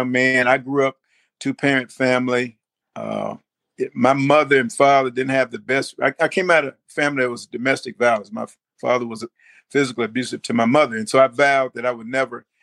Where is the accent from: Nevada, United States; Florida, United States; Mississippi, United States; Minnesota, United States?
Mississippi, United States; Greenville; moved away as an adult; now in Memphis, United States; I am from Greenville, Mississippi. I was born there, came to Memphis, Tennessee after graduating from high school at the age of 18.